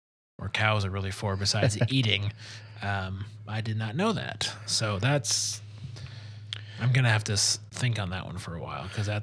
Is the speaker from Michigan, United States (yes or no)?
yes; Detroit, Michigan, United States; moved away; I'm from Detroit